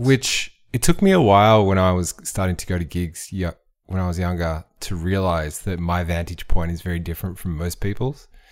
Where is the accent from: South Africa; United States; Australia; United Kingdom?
Australia; Frankston, Victoria; I grew up in Frankston